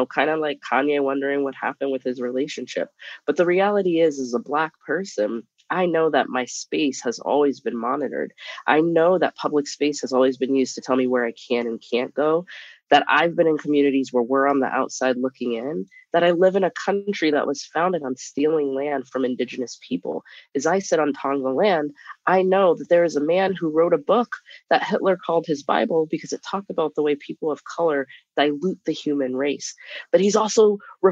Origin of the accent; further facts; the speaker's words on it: Nebraska, United States; moved away as an adult; I'm from Nebraska, Midwestern